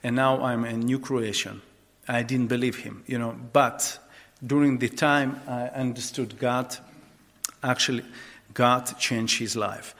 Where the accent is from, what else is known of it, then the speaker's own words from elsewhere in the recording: Dnipro, Dnipropetrovsk Oblast, Ukraine; English is a second language; I actually was born in Ukraine, in the eastern part of Ukraine, in the city Dnipropetrovsk